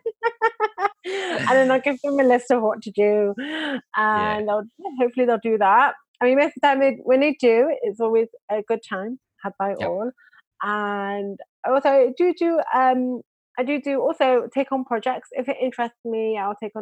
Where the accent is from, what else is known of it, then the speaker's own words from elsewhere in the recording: Manchester, North West England, United Kingdom; now in Israel; I'm originally from England, Manchester, England. I now live in Israel.